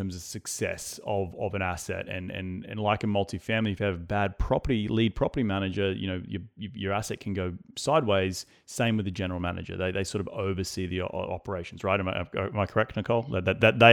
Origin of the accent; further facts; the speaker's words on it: Australia; moved away; being an Aussie coming to the United States